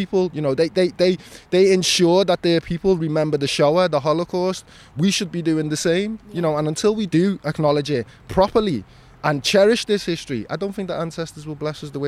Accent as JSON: {"language": "English", "town": "Liverpool", "region": "North West England", "country": "United Kingdom", "said": "how can you tell me what a quintessential Scouser looks like? I'm as Scouser as anybody else. This is a city of immigrants."}